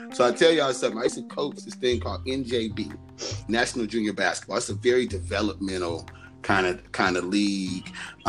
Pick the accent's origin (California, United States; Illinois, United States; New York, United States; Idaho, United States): California, United States; Los Angeles; I'm from South Central. I'm a nice, funny, cool dude.